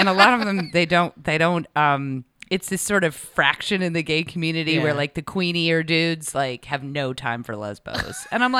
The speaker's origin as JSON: {"language": "English", "region": "Rhode Island", "country": "United States", "tie": "born or raised there", "also_born_or_lived": "New York / Manhattan", "moved": "yes", "lives_now": "Los Angeles, United States"}